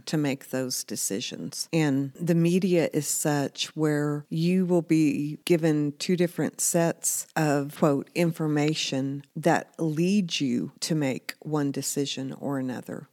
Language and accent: English; United States; as an American citizen